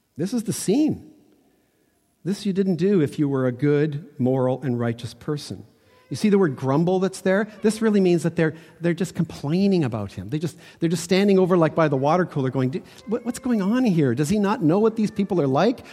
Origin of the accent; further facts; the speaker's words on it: Toronto, Ontario, Canada; I was born in North Toronto, ki, not quite the suburbs, but close